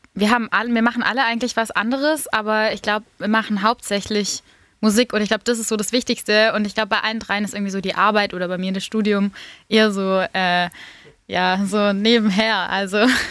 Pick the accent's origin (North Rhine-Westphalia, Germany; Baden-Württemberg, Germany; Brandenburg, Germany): Baden-Württemberg, Germany; Tübingen; ich komme aus Tübingen